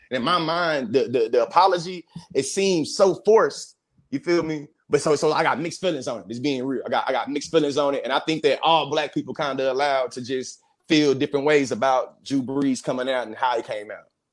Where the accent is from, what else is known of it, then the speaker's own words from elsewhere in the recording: Bryan, Texas, United States; I'm from Bryan, College Station, Texas